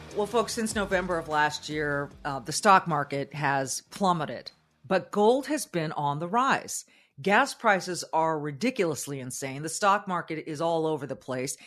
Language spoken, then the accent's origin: English; Southern California, United States; moved away; I grew up in Southern California where I did feel like we were, we were the elites.